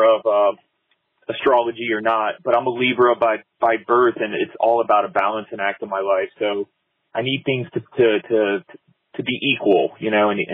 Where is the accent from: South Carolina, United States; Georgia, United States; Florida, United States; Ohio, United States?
Florida, United States; Fort Lauderdale, Miami area, South; moved away as an adult; now in Asheville, United States; I grew up in South Florida in the Fort Lauderdale, Miami area. And I live in Asheville now